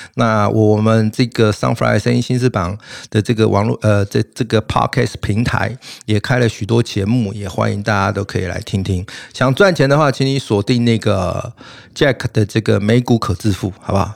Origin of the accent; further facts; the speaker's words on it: Taiwan; 我们台湾人